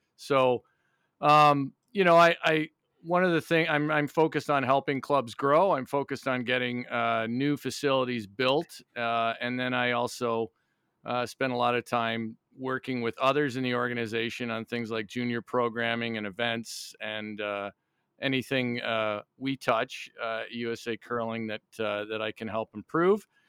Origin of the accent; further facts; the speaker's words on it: Niagara Falls, Ontario, Canada; moved away as an adult; also born or lived in North Vancouver, British Columbia / Montreal; now in United States; I was born in, in, uh, North Vancouver in, in British Columbia, but I grew up in Niagara Falls, Ontario, right on the border